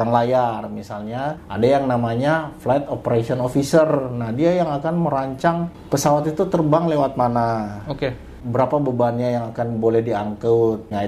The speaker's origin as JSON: {"language": "Indonesian", "region": "Gorontalo", "country": "Indonesia", "said": "perkenalkan … Saya berasal dari Gorontalo."}